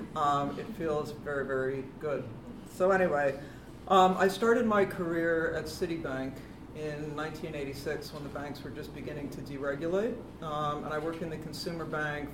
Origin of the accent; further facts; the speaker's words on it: United States; accent: flat American; moved away as an adult; now in London, United Kingdom; I'm American. I've lived in the UK for 20 years now. I came here in 1996